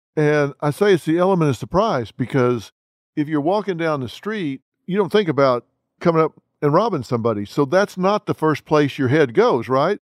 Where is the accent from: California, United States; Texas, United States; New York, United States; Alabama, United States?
Texas, United States; I'm from Texas